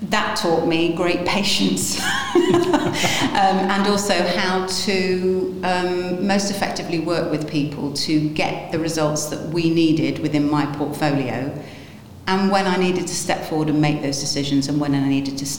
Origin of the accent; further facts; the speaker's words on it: Lincolnshire, East Midlands, United Kingdom; now in Nottingham, United Kingdom; I was born in Lincolnshire